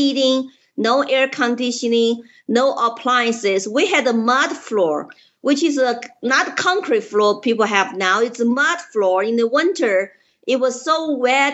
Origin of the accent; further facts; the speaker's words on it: Chengdu, Sichuan, China; English is a second language; moved away as an adult; now in Colorado, United States; I was born in Chengdu, Sichuan province, 2 years before Mao's Cultural Revolution.